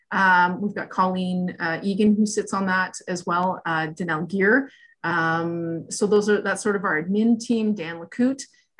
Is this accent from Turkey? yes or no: no; Scotland, United Kingdom; I often say I could get hit by a bus tomorrow because I'm Scottish.